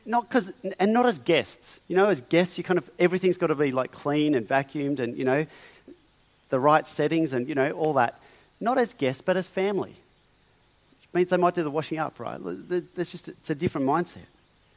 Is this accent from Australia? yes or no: yes; Australia; I am, you are, we are Australian